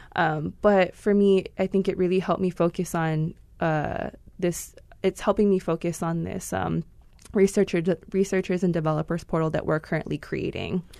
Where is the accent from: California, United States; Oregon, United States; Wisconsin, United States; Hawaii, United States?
Hawaii, United States; Wailua; also born or lived in Hilo / Kona; I'm originally from Wailua, Kauai. Mm-hmm. Um, that's where I was born and raised